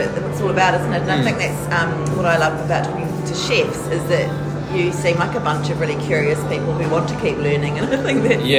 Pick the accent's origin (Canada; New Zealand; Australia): New Zealand; Christchurch, Canterbury; Yeah, I'm from Christchurch.